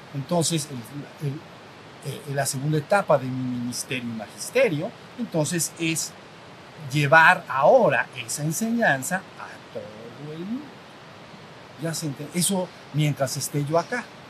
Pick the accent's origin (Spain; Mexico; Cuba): Mexico; México, somos mexicanos, la mayoría aquí lo somos, mexicano